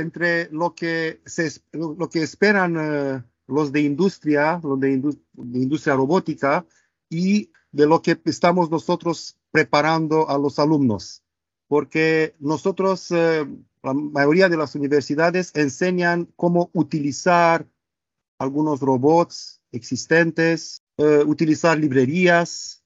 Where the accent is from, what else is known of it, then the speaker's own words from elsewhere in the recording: Romania; first language Romanian; Spanish is a second language; moved away as an adult; also born or lived in Barcelona, Spain; now in Manchester, United Kingdom; soy de Rumanía, del este de Europa